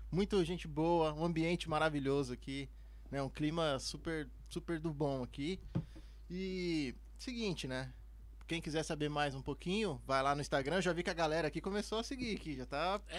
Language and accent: Portuguese; São Paulo, Brazil; Sou aqui de São Paulo mesmo.